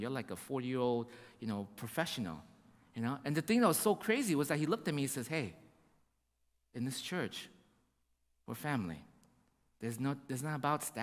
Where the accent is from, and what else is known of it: United States